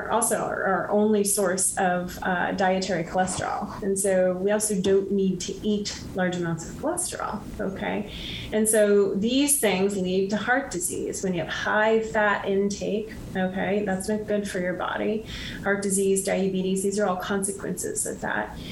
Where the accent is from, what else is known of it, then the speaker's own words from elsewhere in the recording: Midwest, United States; And so I grew up in the Midwest and on a farm of sorts